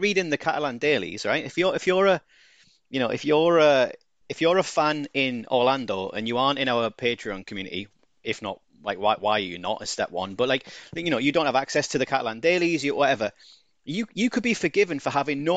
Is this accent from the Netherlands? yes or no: no; United Kingdom; I'm too British.